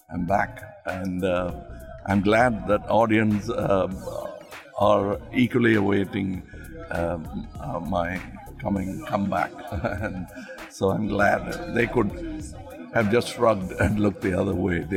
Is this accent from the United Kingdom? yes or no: no; India; I always looked at myself as an Indian and uh, my terrain as a whole country. And uh, I could be anywhere and be comfortable. And that's the beauty of uh, the diverse country like India.